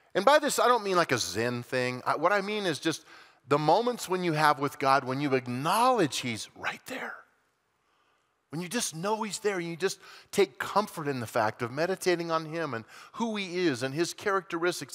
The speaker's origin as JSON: {"language": "English", "region": "Colorado", "country": "United States", "tie": "born or raised there", "said": "growing up in Colorado"}